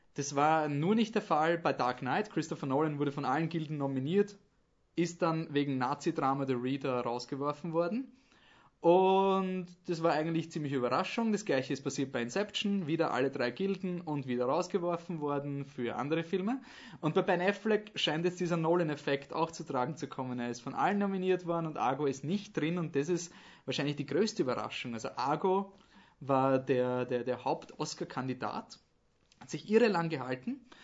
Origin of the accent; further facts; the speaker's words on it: Austria; als Österreicher